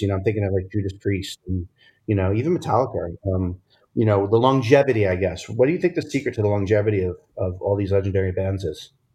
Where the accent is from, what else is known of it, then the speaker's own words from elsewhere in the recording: outside of Providence, Rhode Island, United States; I grew up outside of Providence, Rhode Island